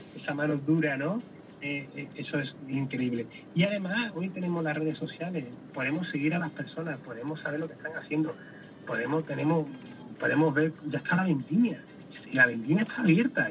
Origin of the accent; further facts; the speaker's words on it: Andalusia, Spain; somos nosotros los andaluces